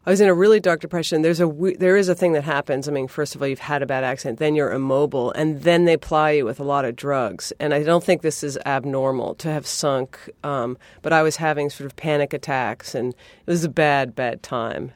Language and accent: English; New England, United States; I'm from New England